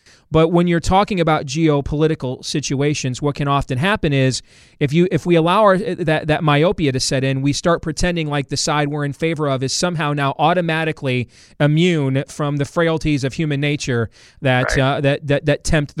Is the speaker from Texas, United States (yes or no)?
no; Iowa, United States; here in my home state of Iowa.